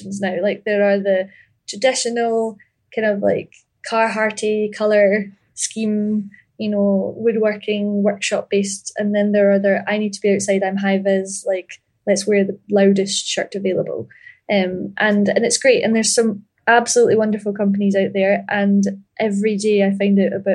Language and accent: English; Ayr, Scotland, United Kingdom; But I grew up in Ayr, A-Y-R